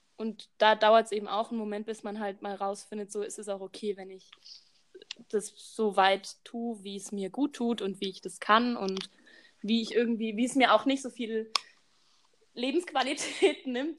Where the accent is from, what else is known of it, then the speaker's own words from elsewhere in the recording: Baden-Württemberg, Germany; moved away as an adult; now in Bavaria, Germany; ich studiere in Bayern und ich komme aus Baden-Württemberg